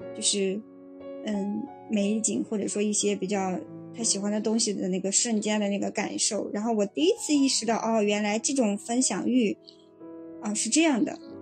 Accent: northern China, China; 作为一个北方人对于海的执念

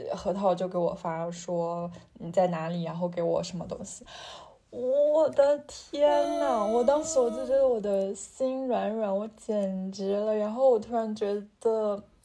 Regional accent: northern China, China; moved away as an adult; 我作为一个北方人

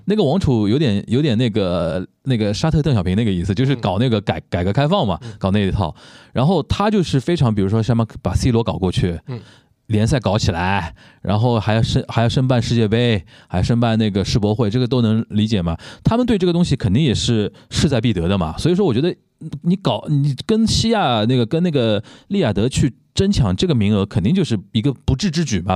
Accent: Shanghai, China; 我们中国人啊，尤其我们上海人啊，经历过

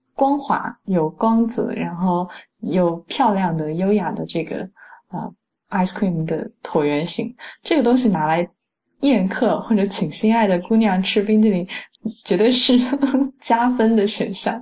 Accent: Fujian, China; 我是福建人

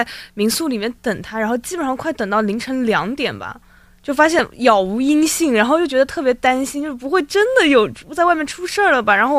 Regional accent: China; 然后一开始我们偶遇，她问我们是中国人吗？我们说是

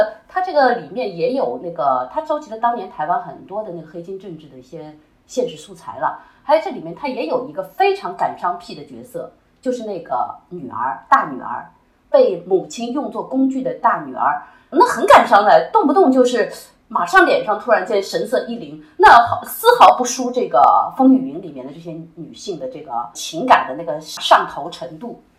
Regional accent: China; 就就是我们中国人起心就开始拍片。

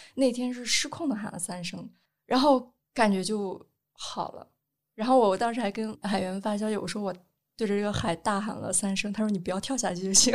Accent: Henan, China; 我从小就是一种非常严厉的被管教，因为我是河南人

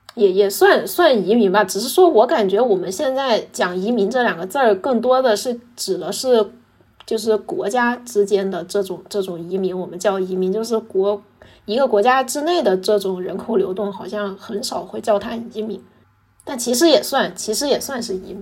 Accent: Nanjing, Jiangsu, China; 我是江苏人，但是我，哦，我是，我是南京人，但是我不是江苏人

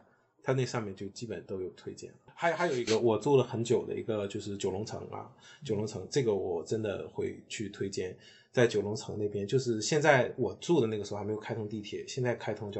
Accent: China; 去更加强调我自己是从中国大陆来的这个身份，我会强调这种身份的认同感。

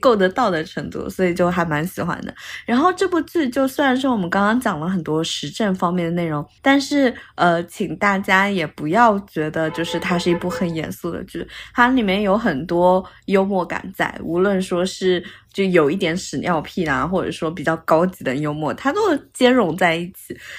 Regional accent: China; now in Milan, Italy; 我们作为中国人

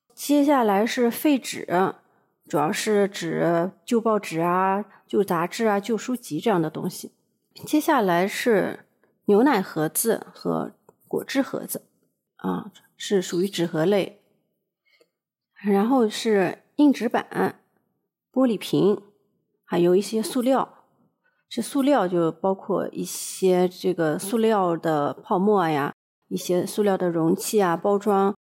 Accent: China; now in Japan; 我们中国人

